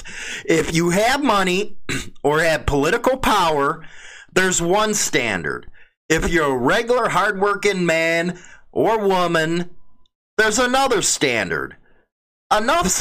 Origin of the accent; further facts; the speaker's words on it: Chicago, Illinois, United States; Growing up in Chicago